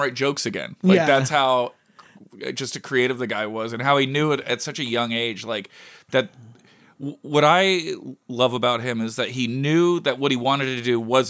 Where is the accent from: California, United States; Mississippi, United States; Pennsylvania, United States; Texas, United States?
California, United States; San Francisco; I grew up in San Francisco when the Niners were like kings